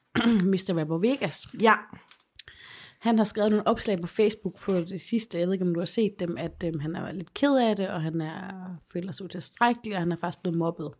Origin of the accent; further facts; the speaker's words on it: Aarhus, Central Denmark Region, Denmark; moved away; hjemme i Aarhus